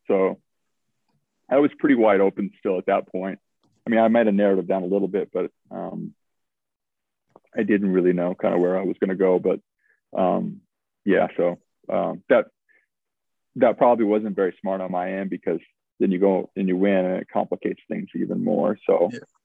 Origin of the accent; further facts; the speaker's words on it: Williston, North Dakota, United States; now in Boise, United States; growing up in North Dakota, it's like you got on the bus at you know four in the morning in Williston